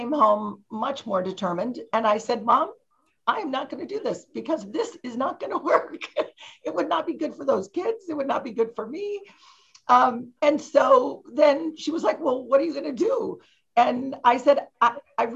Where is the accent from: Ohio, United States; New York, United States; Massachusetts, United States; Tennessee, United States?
Ohio, United States; moved away as an adult; I grew up in Ohio and I didn't go far away for college. I went to University of Dayton